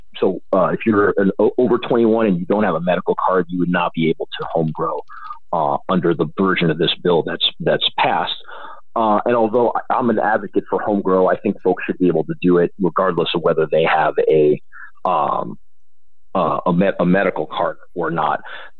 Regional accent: Illinois, United States; moved away; I grew up there. My family is from Illinois. I'm from Illinois.

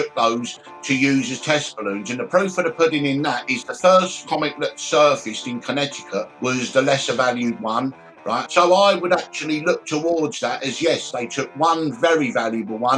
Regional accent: Brighton, South East England, United Kingdom; I was born in Brighton on the south coast of the UK in 1964

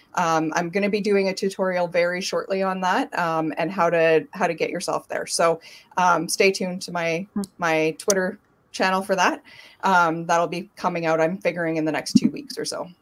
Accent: Thompson, Manitoba, Canada; I grew up in Thompson, Manitoba, which is about eight hours north of Winnipeg.

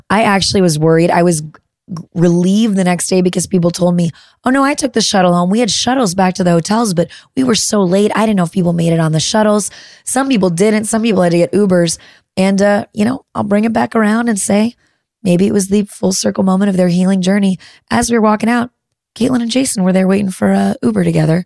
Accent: Midwest, United States; I'm a Midwesterner

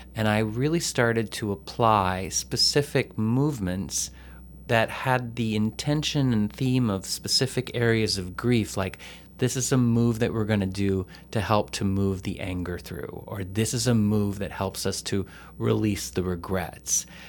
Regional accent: Texas, United States; moved away; a boy growing up in Texas

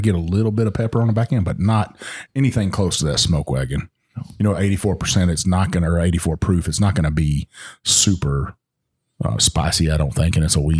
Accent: Texas, United States; I'm from Texas.

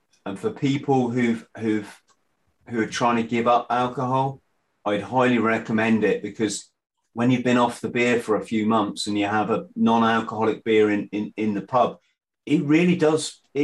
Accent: England, United Kingdom; as the English guy

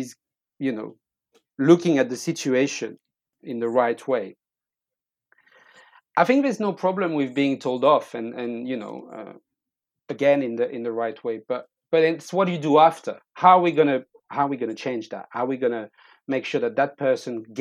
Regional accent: France; moved away as an adult; I'm from France.

